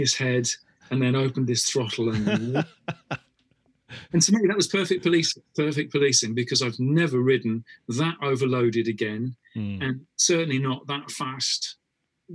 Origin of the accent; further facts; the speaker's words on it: United Kingdom; I was brought up on this as a kid when we were back in the UK.